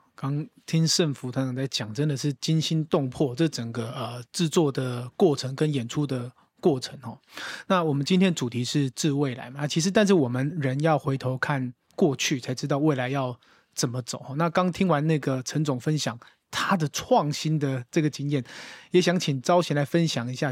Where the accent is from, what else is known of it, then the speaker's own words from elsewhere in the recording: Taiwan; 我们台湾人拢讲自己韩籍囡仔